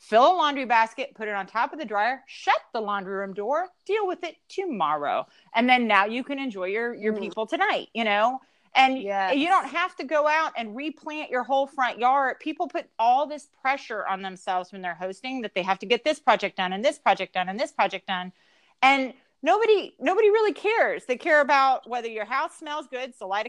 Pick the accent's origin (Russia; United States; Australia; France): United States; the South; And we're from the South, so we do say yes, ma'am, and yes, sir.